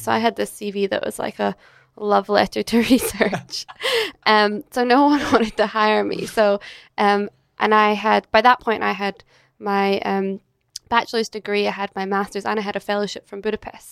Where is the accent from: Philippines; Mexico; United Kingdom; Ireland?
United Kingdom; Edinburgh, Scotland; moved away as an adult; now in Australia; I'm originally from Scotland. So I grew up in Edinburgh